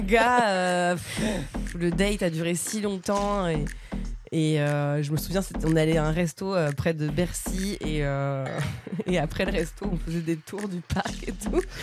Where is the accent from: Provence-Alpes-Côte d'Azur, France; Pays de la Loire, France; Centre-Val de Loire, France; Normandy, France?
Normandy, France; Bernay; moved away as an adult; also born or lived in Paris region; now in Paris, France; à Bernay, donc là où j'ai grandi dans l'heure, en Normandie. Et voilà, en fait, non, j'arrivais, en fait, je suis née en région parisienne. Je suis arrivée à Bernay, donc euh, ouais, je sais pas, 4 ans.